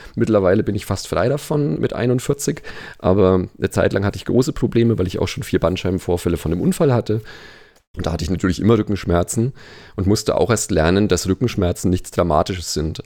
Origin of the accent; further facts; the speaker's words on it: Nuremberg, Bavaria, Germany; Also ich leite in äh, Nürnberg, wo ich herkomme, eine Physiotherapie-Schule